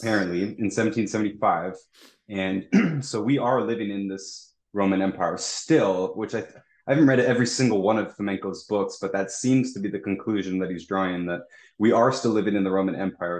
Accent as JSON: {"language": "English", "town": "Toronto", "region": "Ontario", "country": "Canada", "said": "I'm from Toronto"}